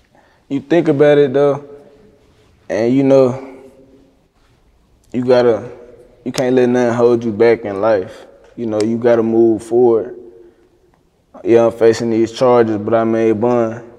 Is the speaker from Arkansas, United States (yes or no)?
yes; Little Rock, Arkansas, United States; Yeah, I grew up in Green Mill.